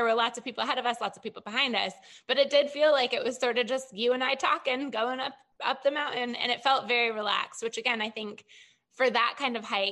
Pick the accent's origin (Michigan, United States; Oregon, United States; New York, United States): Michigan, United States; moved away as an adult; also born or lived in Chicago, Illinois; I was born and raised in Michigan.